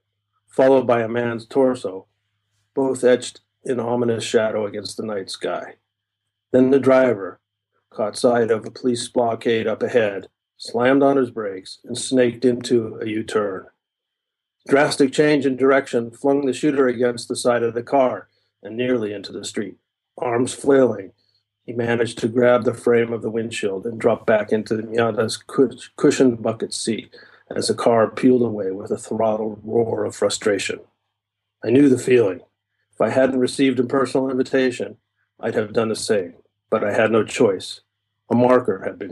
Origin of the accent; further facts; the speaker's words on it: California, United States; moved away as an adult; also born or lived in Ohio; now in Japan; my families are from California, so I grew up there